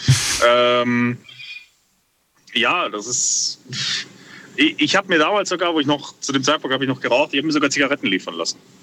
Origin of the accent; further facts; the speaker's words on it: Bad Wildbad, Baden-Württemberg, Germany; ich komme aus Bad Wildbad